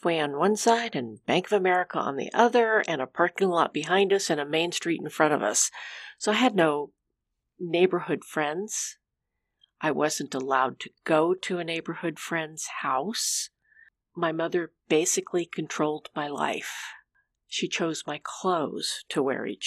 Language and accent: English; California, United States; moved away as an adult; also born or lived in Oregon; now in Amity, Oregon, United States; I grew up in California, and a few years ago we moved to Oregon